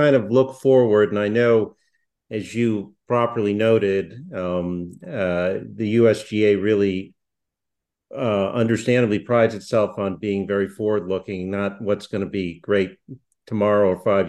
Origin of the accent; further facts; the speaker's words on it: New England, United States; now in Southern California, United States; I grew up in the New England where, you know, it was so lush